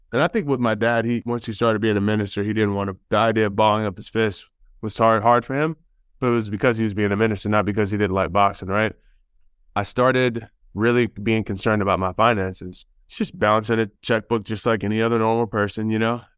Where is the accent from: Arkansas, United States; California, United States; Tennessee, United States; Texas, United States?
Texas, United States; Houston; we're from Houston and that's where I lived